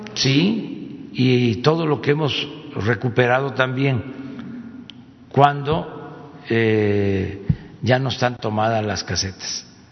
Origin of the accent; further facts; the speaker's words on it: Tepetitán, Tabasco, Mexico; mi pueblo, a Tepetitán